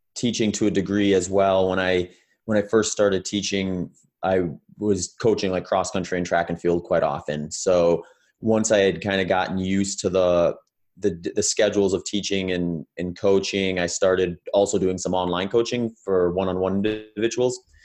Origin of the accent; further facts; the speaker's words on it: Wisconsin, United States; moved away as an adult; also born or lived in California; now in Phoenix, United States; I grew up in the Midwest in, in Wisconsin before moving out to California in two thousand fifteen and, uh, now I'm down in Phoenix, Arizona